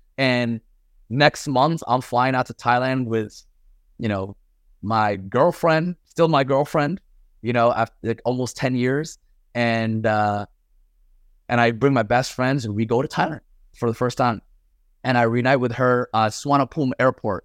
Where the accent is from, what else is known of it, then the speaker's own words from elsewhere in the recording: Paterson, New Jersey, United States; also born or lived in Mecca, Saudi Arabia; I grew up in New Jersey, Patterson, New Jersey